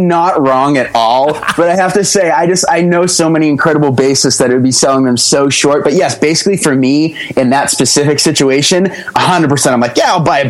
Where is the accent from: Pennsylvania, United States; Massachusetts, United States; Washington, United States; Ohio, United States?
Massachusetts, United States; Grover; Oh yeah. Grover, Massachusetts.